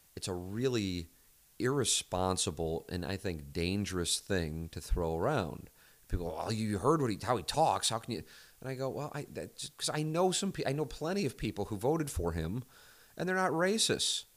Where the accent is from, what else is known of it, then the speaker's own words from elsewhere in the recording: St. Louis, Missouri, United States; growing up in South City